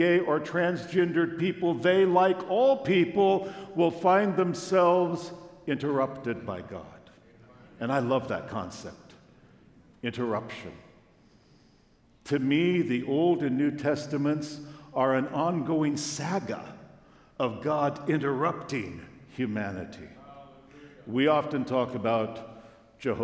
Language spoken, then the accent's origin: English; Long Beach, California, United States; we drove from my hometown, Long Beach, California